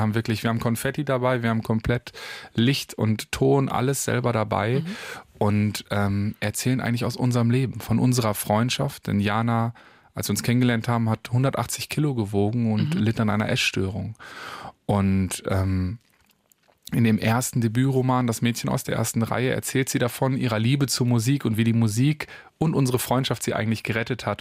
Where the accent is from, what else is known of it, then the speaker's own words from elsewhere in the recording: Paderborn, North Rhine-Westphalia, Germany; Ich komme aus Paderborn.